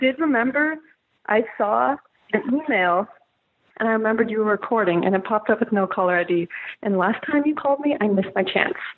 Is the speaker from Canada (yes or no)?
yes; Canada; moved away; also born or lived in Salt Lake City, Utah; I'm from Canada originally